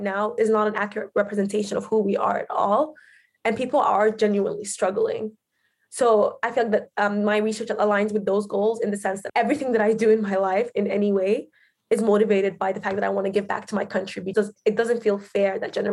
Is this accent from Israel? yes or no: no; Khartoum, Sudan; moved away as an adult; now in United Kingdom; I grew up in Sudan, in Khartoum, Sudan, actually